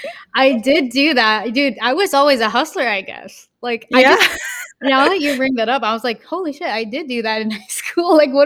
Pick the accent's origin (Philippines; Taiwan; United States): Philippines; And also, I guess I want to say being Filipino, it's almost like ingrained into our culture.